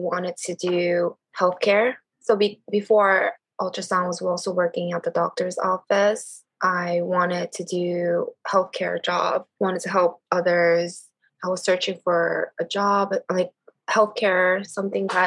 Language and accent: English; New York, United States; I am from New York